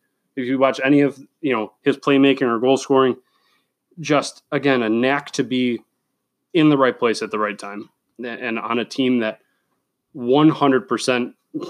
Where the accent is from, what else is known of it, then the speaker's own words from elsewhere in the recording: Buffalo, New York, United States; I'm from Buffalo, New York, but I'm a diehard Detroit Red Wings fan.